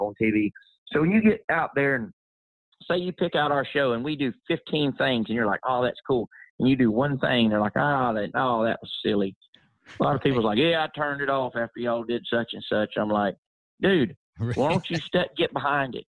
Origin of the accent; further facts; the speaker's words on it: Florida, United States; I'm a fourth generation cowboy. We come from Mockley, Florida.